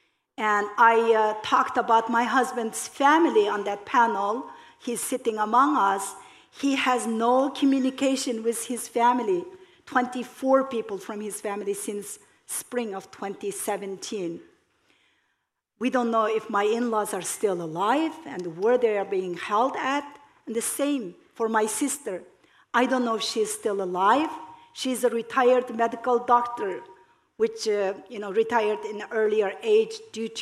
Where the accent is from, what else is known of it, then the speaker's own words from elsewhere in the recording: Uyghur homeland, Xinjiang, China; now in United States; our homeland